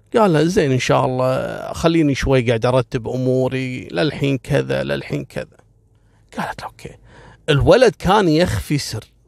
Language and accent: Arabic; Kuwait; احنا هني في الكويت